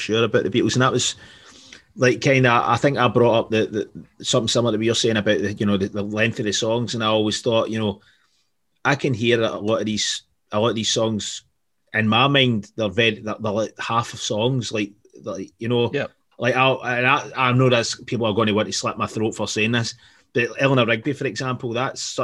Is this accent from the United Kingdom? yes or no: yes; Glasgow, Scotland, United Kingdom; we're from Glasgow